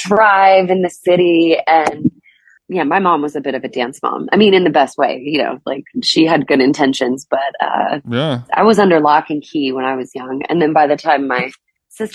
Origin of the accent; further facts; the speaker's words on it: Illinois, United States; moved away as an adult; now in Nashville, United States; I'm a Illinois native